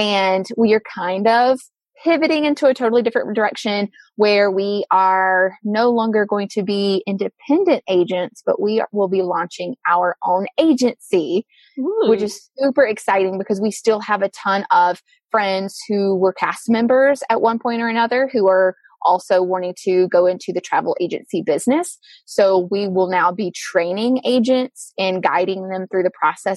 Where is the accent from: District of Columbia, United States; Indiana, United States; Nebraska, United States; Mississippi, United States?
Mississippi, United States; moved away as an adult; now in Michigan, United States; I'm from Mississippi